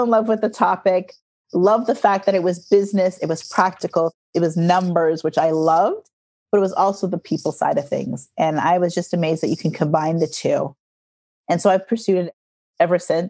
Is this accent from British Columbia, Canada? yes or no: no; Toronto, Ontario, Canada; I was born and raised in Toronto, Canada.